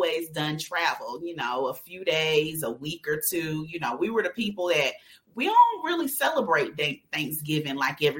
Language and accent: English; Atlanta, Georgia, United States; also born or lived in New York; I'm from New York, but I grew up in Atlanta on the South Side in College Park